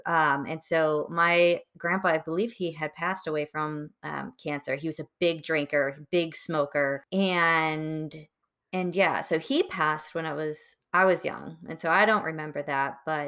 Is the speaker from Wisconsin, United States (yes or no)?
yes; Wisconsin, United States; also born or lived in Florida, United States; Being from a small town in Wisconsin. I was born in Florida and then moved kind of all over the place.